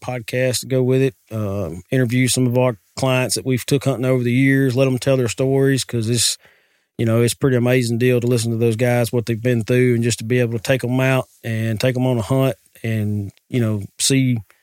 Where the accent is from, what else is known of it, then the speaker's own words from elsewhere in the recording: Walker's Creek, United States; now in Parker's Chapel, United States; I grew up in Walker's Creek.